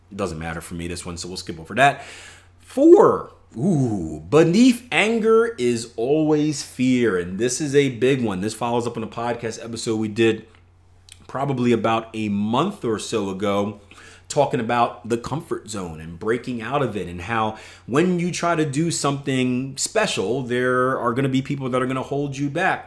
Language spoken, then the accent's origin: English; Philadelphia, Pennsylvania, United States; I come from Philadelphia, P